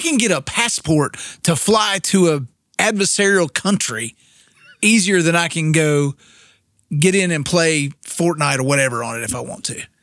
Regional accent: Winston-Salem, North Carolina, United States; I grew up in Winston-Salem, North Carolina

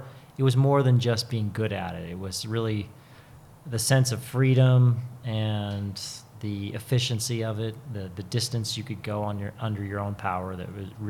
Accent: Butte, Montana, United States; They had a ski shop in Butte, Montana that I grew up working

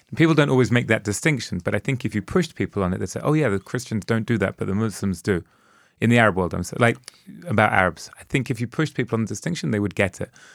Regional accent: London, United Kingdom; I grew up in London during, during that time

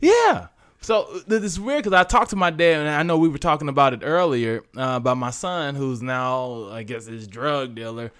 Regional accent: St. Louis, Missouri, United States; moved away; also born or lived in Arkansas; Then moved to Arkansas, where I was born, but I was raised in Saint Louis.

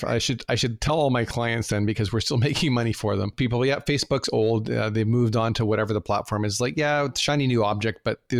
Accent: Canada; I'm Canadian

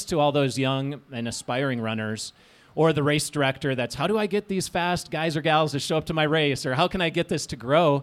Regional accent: Minnesota, United States; I grew up in Minnesota

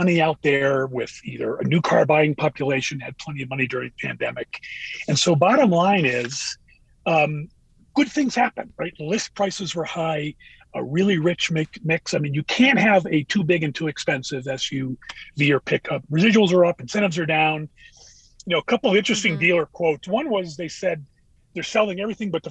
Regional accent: Northeast, United States; I grew up in the Northeast.

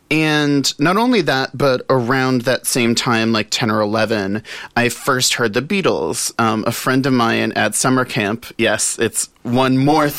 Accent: the South, United States; growing up in the South, like there were always, you know, Broadway shows, and my dad's family lived in St. Louis

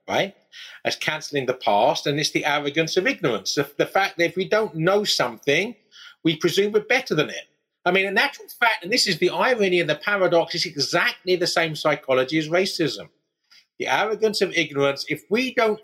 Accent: East Anglia, East of England, United Kingdom; I am from the East, but I'm actually from East Anglia.

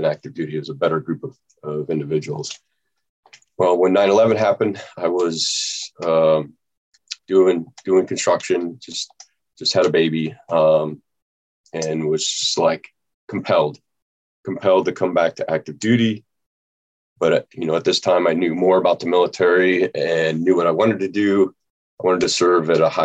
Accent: Nebraska, United States; moved away; I was born and raised in Nebraska

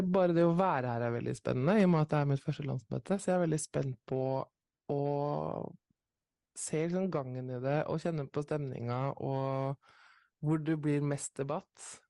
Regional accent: Nesodden, Akershus, Norway; Jeg kommer fra Nesodden.

